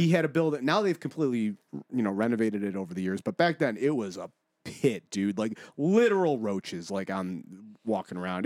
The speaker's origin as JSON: {"language": "English", "town": "Buffalo", "region": "New York", "country": "United States", "tie": "born or raised there", "said": "I grew up in the first ward. I grew up in the ward, the Valley, and South Buffalo"}